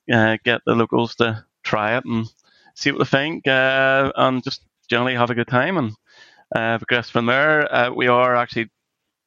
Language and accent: English; Northern Ireland, United Kingdom; we're Irish, Northern Irish